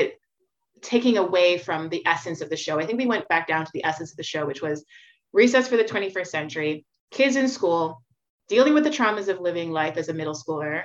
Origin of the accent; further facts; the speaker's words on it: Montreal, Quebec, Canada; I grew up on Melrose Street in Montreal.